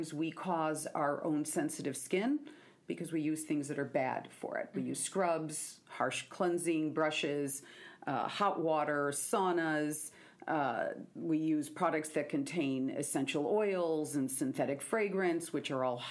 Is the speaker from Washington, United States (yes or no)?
yes; Seattle, Washington, United States; I'm from Seattle